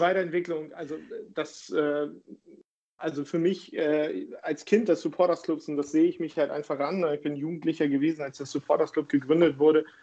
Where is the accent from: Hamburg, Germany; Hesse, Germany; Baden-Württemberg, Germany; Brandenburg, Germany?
Hamburg, Germany; ich bin äh, Hamburger Jung, in Hamburg geboren und aufgewachsen